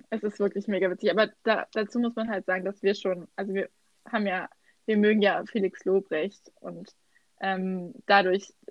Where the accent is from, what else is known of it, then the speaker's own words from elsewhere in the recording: Brandenburg, Germany; ich weiß nicht, was du meinst mit unserem Dialekt. Ich finde, ich habe gar keinen. Brandenburg ist gar nicht.